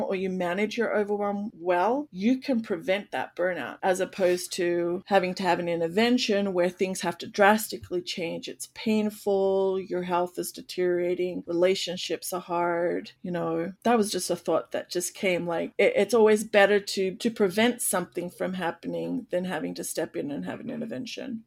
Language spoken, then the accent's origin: English; Australia; now in United States; I come from Australia